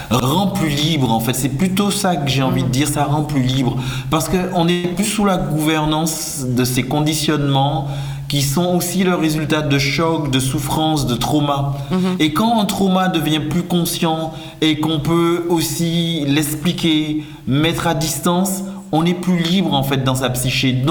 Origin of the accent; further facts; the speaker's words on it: French West Indies, France; Je viens des Antilles françaises